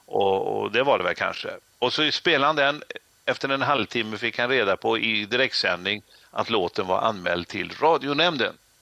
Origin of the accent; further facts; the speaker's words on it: Trollhättan, Västra Götaland, Sweden; håller jag på och bygger ett disco i min hemstad Trollhättan